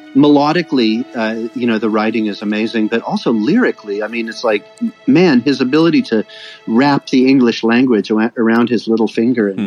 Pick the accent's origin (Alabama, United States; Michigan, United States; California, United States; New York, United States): California, United States; Davis; moved away as an adult; now in Stockholm, Sweden; I grew up in Davis, California